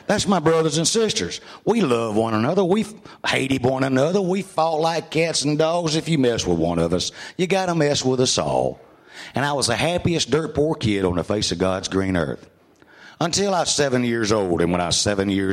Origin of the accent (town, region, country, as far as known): Mississippi, United States; born or raised there; also born or lived in Mobile, Alabama